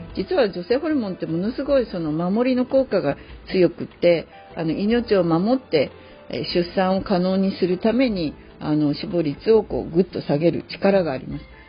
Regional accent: Hachinohe, Aomori, Japan; moved away; 青森県八戸市の私の実家に入っております

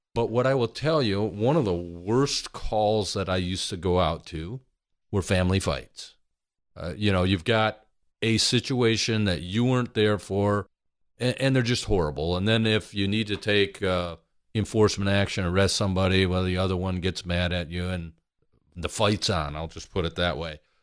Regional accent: Michigan, United States; big family, we're from Michigan, Midwest

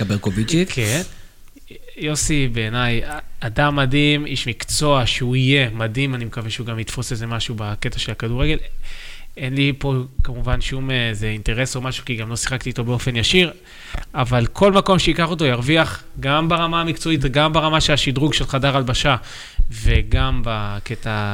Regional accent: Tel Aviv, Tel Aviv District, Israel; גדלתי בתל אביב, ברמת החייל, בשכונה די טובה

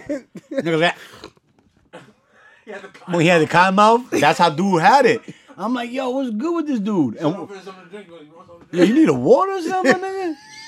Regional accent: New York City, New York, United States; I'm from the Bronx.

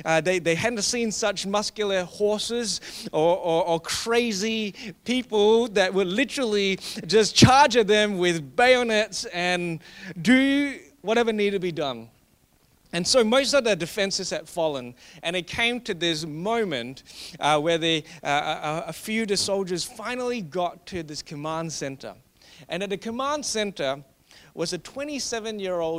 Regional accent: Australia; I love being Australian

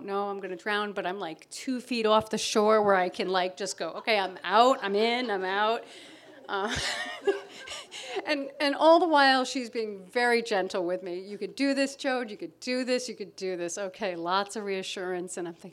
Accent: Connecticut, United States; moved away as an adult; now in Provincetown, United States; I grew up in Connecticut on Long Island Sound.

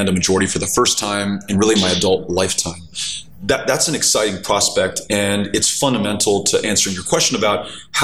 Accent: El Paso, Texas, United States; I grew up in El Paso, and it's a border community literally connected to Mexico

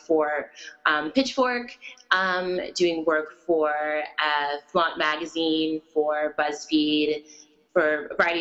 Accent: Chicago, Illinois, United States; also born or lived in Oak Park; I am born and raised in Chicago, and Oak Park as well

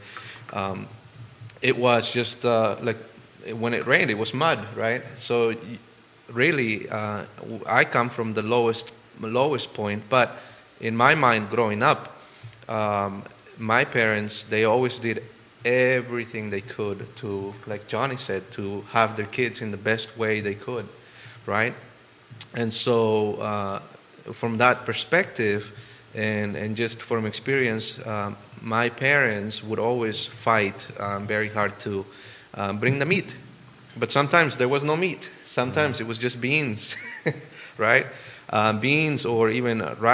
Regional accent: El Salvador; now in Charlottesville, United States; Where I come from, El Salvador, and many of you know that I grew up in El Salvador in a very small, not even a city, not even a town.

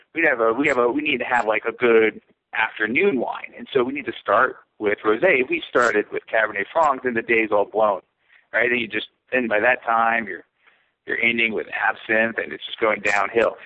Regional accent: California, United States; moved away; I'm from California. My friends and family are from California

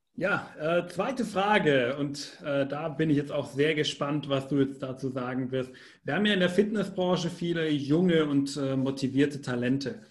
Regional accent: Germany; Als Deutscher

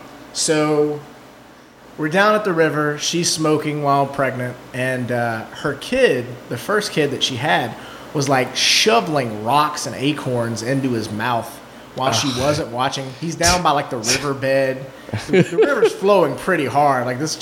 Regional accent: the South, United States; I grew up in the South and these are the shitty people that I knew in the South.

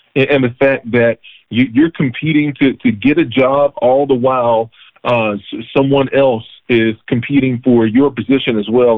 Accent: North Carolina, United States; I'm from Carolina, and so I went to UNC Chapel Hill. I'm a Tar Heel

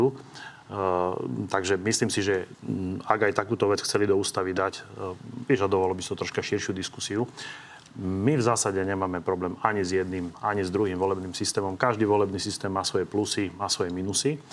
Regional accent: Žilina Region, Slovakia; Ja, ja som zo Žilinského kraja

